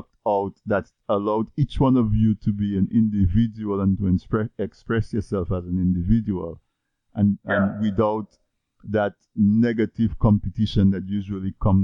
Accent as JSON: {"language": "English", "country": "Dominica", "tie": "born or raised there", "moved": "yes", "said": "I grew up in Dominica in the 70s, early 80s"}